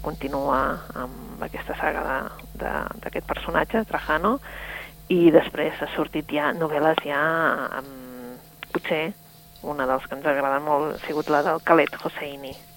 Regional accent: Catalonia, Spain; nosaltres sentíem que som catalans

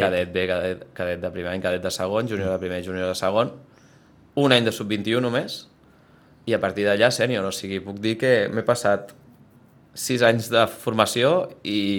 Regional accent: Sitges, Catalonia, Spain; al club del meu poble

